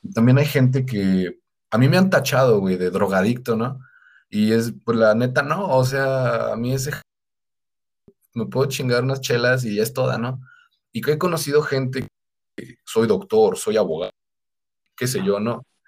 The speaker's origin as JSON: {"language": "Spanish", "town": "Pátzcuaro", "region": "Michoacán", "country": "Mexico", "said": "yo soy de Patscuaro"}